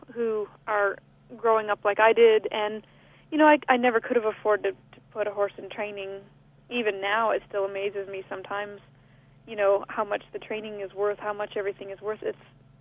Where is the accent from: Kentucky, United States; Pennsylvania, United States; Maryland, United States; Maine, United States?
Maine, United States; China; moved away; I grew up in South China, Maine, and my mom and most of all of my family still lives up there